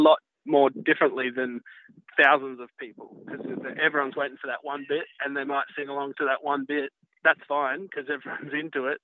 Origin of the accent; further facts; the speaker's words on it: Byron Bay, New South Wales, Australia; I grew up in Byron Bay